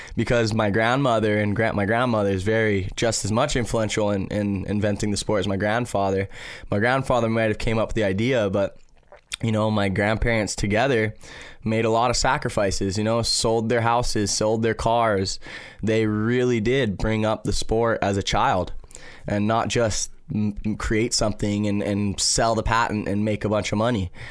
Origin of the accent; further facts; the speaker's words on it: Maui, Hawaii, United States; growing up on Maui